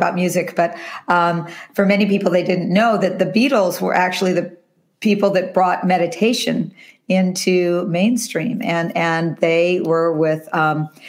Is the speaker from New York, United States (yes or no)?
no; California, United States; I am a California girl. I really was born and raised in California.